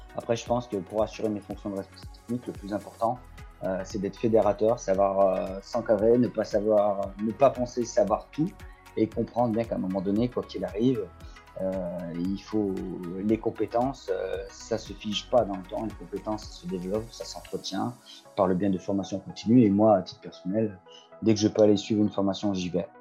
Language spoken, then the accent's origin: French; Loire, Auvergne-Rhône-Alpes, France; je suis issu de la Loire